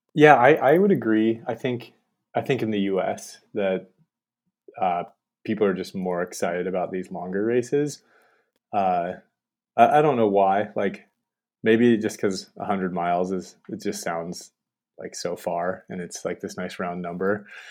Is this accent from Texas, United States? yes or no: no; Montana, United States; I'm from Montana, so I just, I moved right back